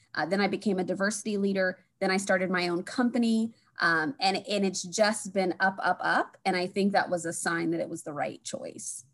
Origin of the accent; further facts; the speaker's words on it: Springfield, Illinois, United States; also born or lived in Chicago; I grew up in Springfield, Illinois